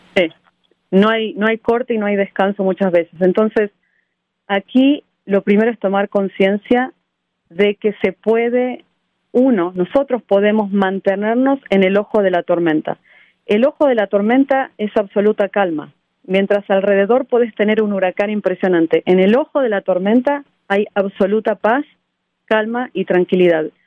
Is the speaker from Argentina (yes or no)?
yes; Argentina; moved away as an adult; now in United States; Yo nací en Argentina en un pueblo muy chico y fui la primera mujer en mi familia en ir a la universidad